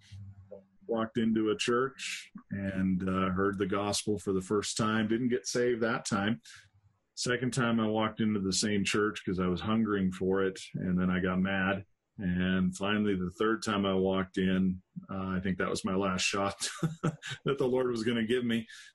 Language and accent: English; Helena, Montana, United States; also born or lived in Dillon, Montana; I was born in Montana. Spent a lot of my life there. And born in a town called Helena